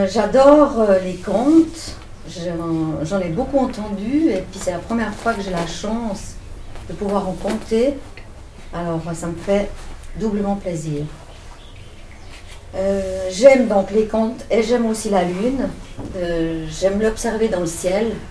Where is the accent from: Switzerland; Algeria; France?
Switzerland; Vevey, Vaud; born there; moi j'habite en Valais depuis 15 euh, ans, mais je suis née euh, à Vevey.